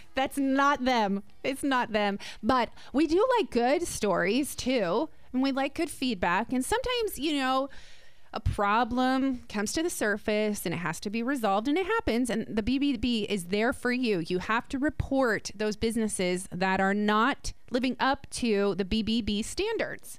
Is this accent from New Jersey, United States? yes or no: yes; New Jersey, United States; I'm from Jersey